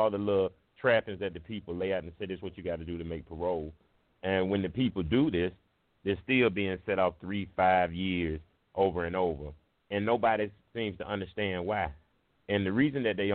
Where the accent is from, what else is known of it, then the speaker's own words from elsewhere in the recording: United States; I'm from Baptist Hill. I grew up with Mailbox